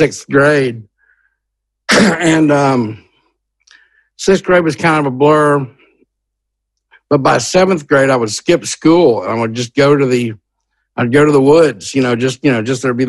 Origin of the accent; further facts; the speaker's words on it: Hattiesburg, Mississippi, United States; the University of Southern Mississippi was in my hometown